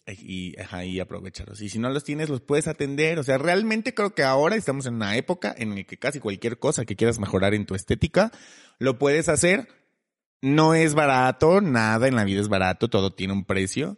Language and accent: Spanish; Mexico; nosotros como mexicanos